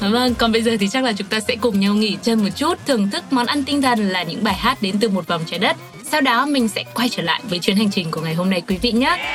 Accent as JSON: {"language": "Vietnamese", "country": "Vietnam", "said": "quê hương mình chính là Việt Nam"}